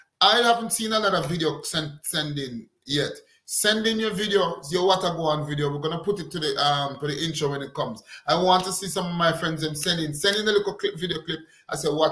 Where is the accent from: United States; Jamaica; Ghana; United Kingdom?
Jamaica; I come from Jamaica.